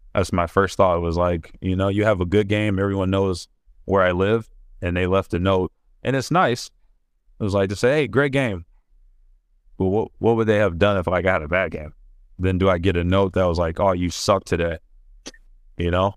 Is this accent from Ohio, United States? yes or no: yes; Ohio, United States; moved away as an adult; I'm from Ohio